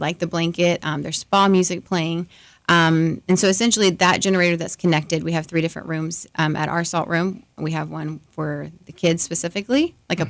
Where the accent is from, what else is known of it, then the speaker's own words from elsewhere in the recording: Orlando, Florida, United States; moved away as an adult; now in Lakeland, United States; I'm originally from Orlando, so not too far away